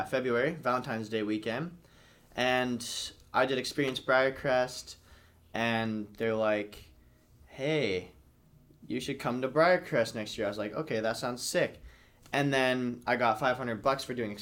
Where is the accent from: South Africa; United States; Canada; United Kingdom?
Canada; Lethbridge, Alberta; moved away; I'm from Lethbridge, Alberta